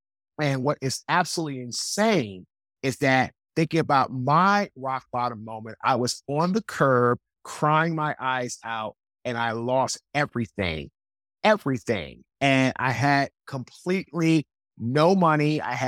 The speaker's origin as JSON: {"language": "English", "town": "Washington", "region": "District of Columbia", "country": "United States", "also_born_or_lived": "Raleigh, North Carolina", "moved": "yes", "lives_now": "North Carolina, United States", "said": "I'm from Washington, D.C. I live now in Raleigh, North Carolina."}